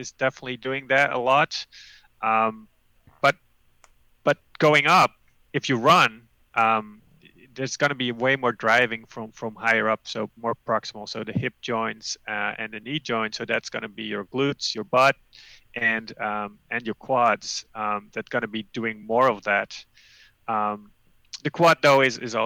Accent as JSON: {"language": "English", "country": "Netherlands", "tie": "born or raised there", "moved": "as an adult", "lives_now": "Amherst, United States", "said": "Growing up in the Netherlands"}